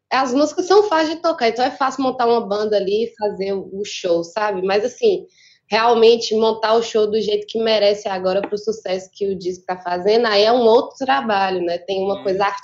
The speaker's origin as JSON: {"language": "Portuguese", "region": "Minas Gerais", "country": "Brazil", "said": "Minas é grande demais, eu sou do norte de Minas."}